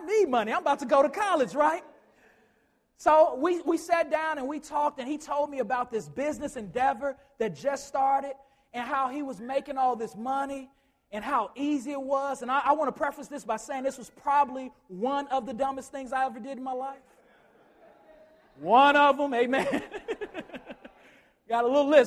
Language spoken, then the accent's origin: English; Chicago, Illinois, United States; I grew up in Chicago